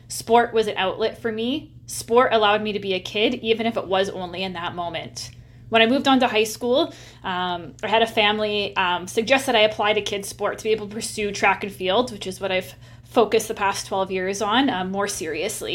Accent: Nanaimo, British Columbia, Canada; my hometown in Nanaimo

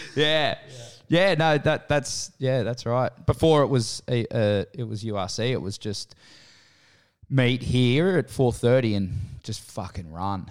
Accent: Menai, New South Wales, Australia; also born or lived in Kirrawee / Caringbah / Cronulla / Randwick; Born and raised in Menai. Moved to Kirrawee when I was six, uh, fourteen.

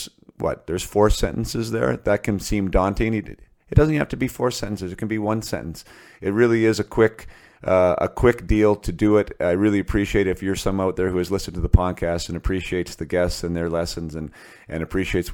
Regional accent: Western Canada, Canada; Me being a Canadian boy up here in Western Canada

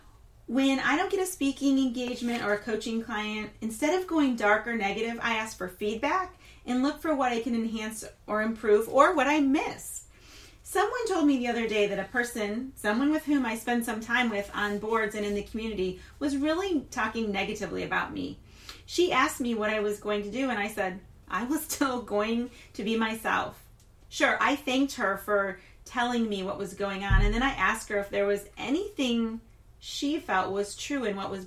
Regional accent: Flint, Michigan, United States; also born or lived in Louisiana / Texas / Wisconsin / Florida; now in Tampa, United States; I'm not from Tampa. I'm not a Tampanian. Rather, I'm from Flint, Michigan, and we get called Flintstones

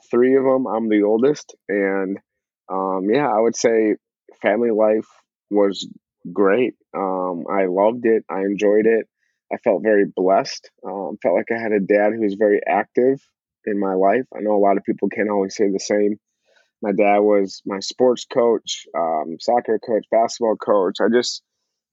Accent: Eagan, Minnesota, United States; So I grew up in Eagan, Minnesota specifically. So born and raised Eagan, all I've known is Minnesota my whole life.

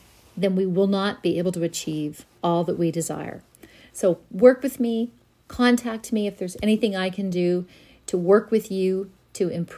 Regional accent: Linden, Nova Scotia, Canada; growing up in our small community of Linden

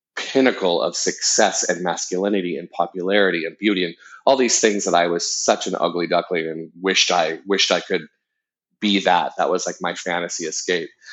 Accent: Southern Orange County, California, United States; being a gay kid growing up in Southern Orange County

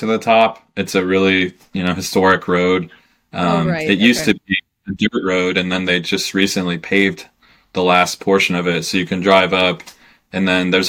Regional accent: Kansas, United States; moved away as an adult; I grew up in Kansas

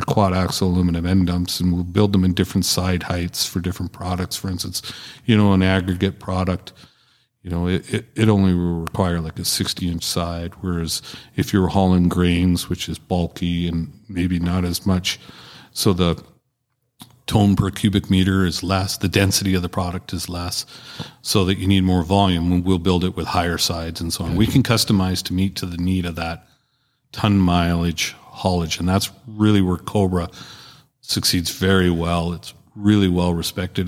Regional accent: Canada; proudly Canadian

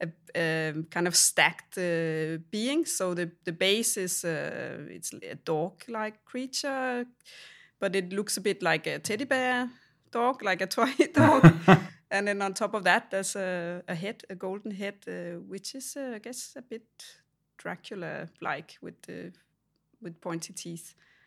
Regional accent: Denmark; So I grew up in Denmark in a small town

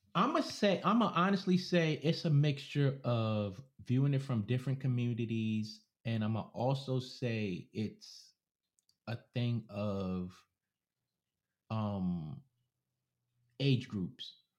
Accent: New York, United States; a New Yorker, so I'm a New Yorker

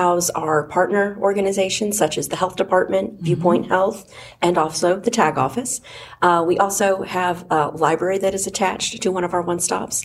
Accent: Oklahoma, United States; also born or lived in Philadelphia, Pennsylvania; now in Georgia, United States; I originally grew up in Oklahoma, and then spent a lot of my years in Philadelphia and Pennsylvania, and then came to Georgia

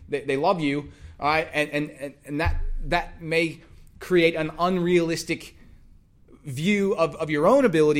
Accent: Texas, United States; I'm from Texas

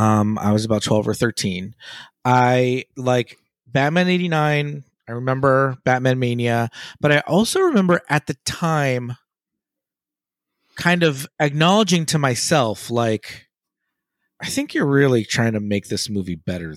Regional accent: Los Angeles, California, United States; yeah, Los Angeles

